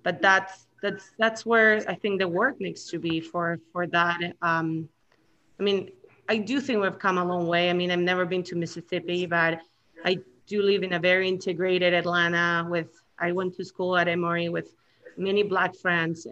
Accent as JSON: {"language": "English", "country": "Chile", "moved": "yes", "lives_now": "United States", "said": "I come from Chile, and it's a third world country."}